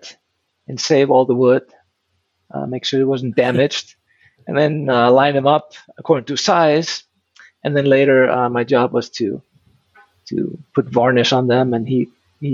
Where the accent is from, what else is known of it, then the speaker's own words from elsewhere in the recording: Iceland; moved away as an adult; also born or lived in Arizona; now in Utah, United States; Born and raised in Iceland. I lived there all my life